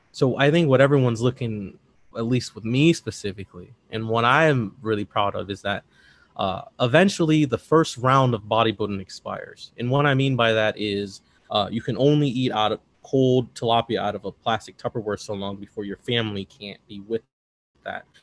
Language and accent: English; Midwest, United States; I'm from the Midwest, but I'm from the big city Midwest